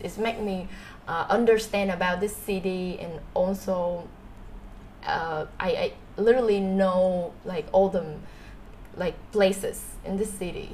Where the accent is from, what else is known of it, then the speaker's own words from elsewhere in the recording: Ho Chi Minh City, Vietnam; I I am a Saigonese like 100%. I was born and was raised here in Saigon